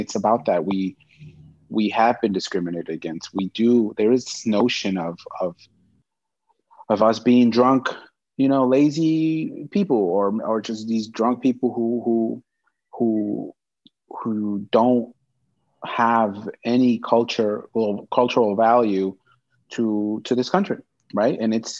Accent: Mexico; I want people to know that I'm from Mexico. I was Mexican born.

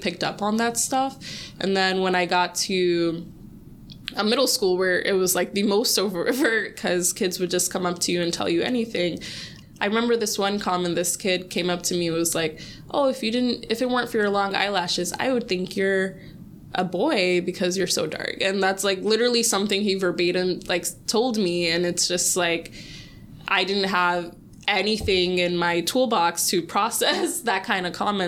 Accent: Sierra Leone; I'm from Sierra Leone

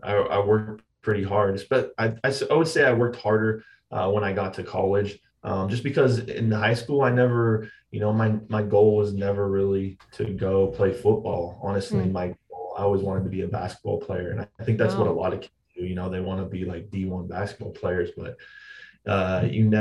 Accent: Marcy, Idaho, United States; Growing up in Marcy, man, going to school, playing football and all the other sports there

